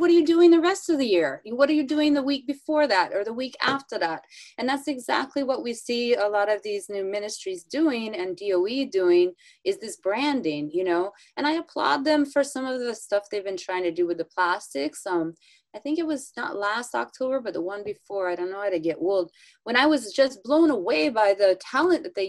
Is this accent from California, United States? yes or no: yes; Northern California, United States; I'm from the Northern California, you know, kind of a hippie place